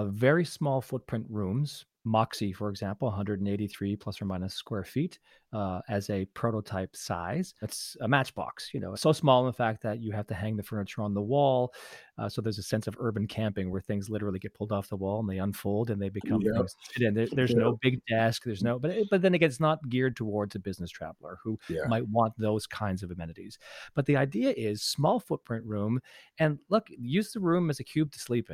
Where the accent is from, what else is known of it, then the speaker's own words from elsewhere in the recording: Canada; now in United States; I'm a Canadian, and I moved by choice to the U.S.